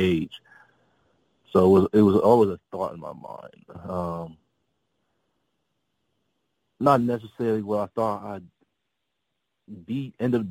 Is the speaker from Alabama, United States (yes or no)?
no; Peoria, Illinois, United States; I'm originally from a city called Peoria, Illinois, about 2.5 hours south of Chicago